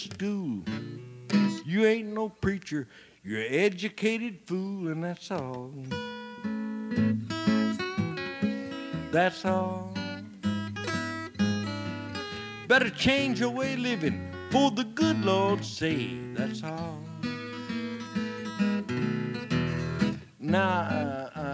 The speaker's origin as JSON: {"language": "English", "area": "Muhlenberg County", "region": "West Kentucky", "country": "United States", "tie": "born or raised there", "said": "I was born and raised in West Kentucky, in the coal fields of West Kentucky, in Muhlenberg County"}